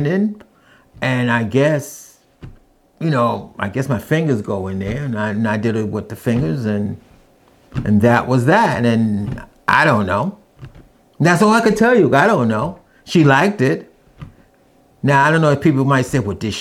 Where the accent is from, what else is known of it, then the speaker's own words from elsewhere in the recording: New York City, New York, United States; I'm from New York City